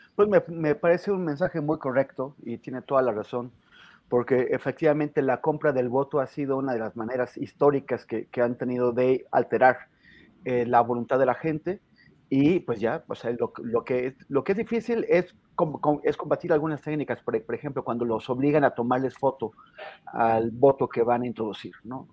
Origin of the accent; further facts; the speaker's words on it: northern Mexico, Mexico; now in Mexico City, Mexico; siendo norteño